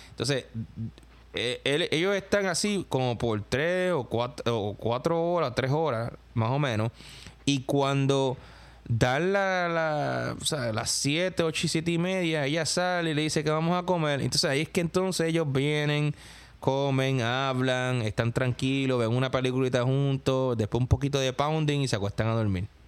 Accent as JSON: {"language": "Spanish", "country": "Puerto Rico", "moved": "yes", "said": "porque yo obviamente yo me mudé de Puerto Rico para acá"}